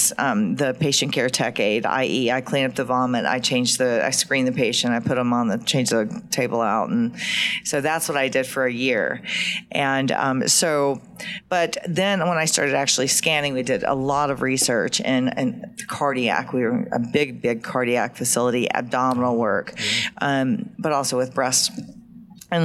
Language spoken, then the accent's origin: English; Georgia, United States; accent: deep southern; I'm proud of my Southern roots.